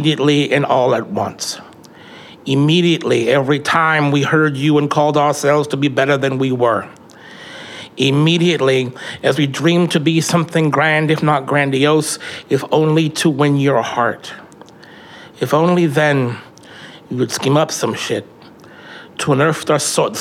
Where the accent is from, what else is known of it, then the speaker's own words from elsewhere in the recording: Tacoma, Washington, United States; growing up in Hilltop in the 90s